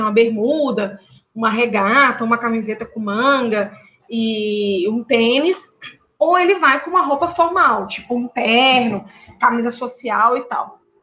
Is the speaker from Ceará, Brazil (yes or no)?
no; Minas Gerais, Brazil; eu e a professora Hélida somos mineiras